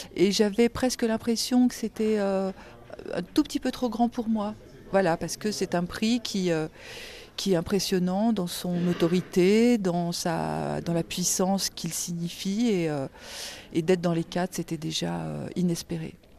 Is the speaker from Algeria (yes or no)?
yes; Algeria; je suis née en Algérie